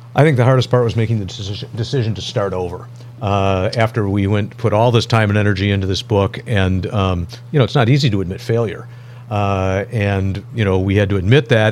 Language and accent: English; Royal Oak, Michigan, United States; moved away as an adult; I grew up in this area, grew up in Royal Oak